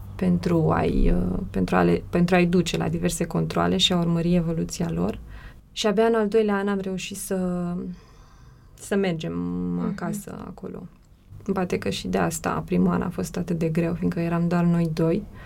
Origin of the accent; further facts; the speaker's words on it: Romania; moved away as an adult; also born or lived in Bucharest; în orașul natal, fiindcă amândoi suntem din același oraș